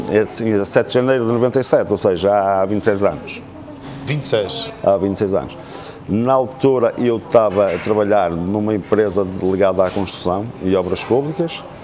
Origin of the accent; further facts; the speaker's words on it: Amarante, Norte, Portugal; moved away as an adult; now in Madeira, Portugal; sou cubano, sou cubano, ainda sou cubano, ainda, sou cubano. Eu sou de Amarante.